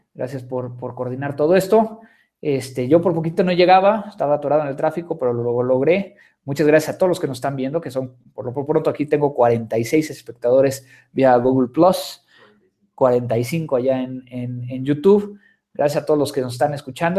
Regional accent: Mexico; soy mexicano

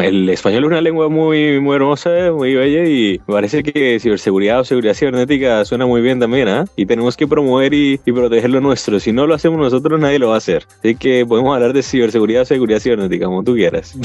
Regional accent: Colombia; now in Washington, United States; soy colombiano de origen. Actualmente me encuentro en, viviendo en Washington

